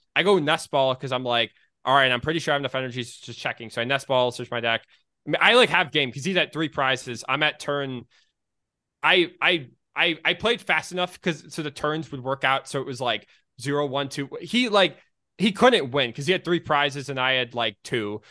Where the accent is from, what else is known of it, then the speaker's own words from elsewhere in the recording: Michigan, United States; I'm from Michigan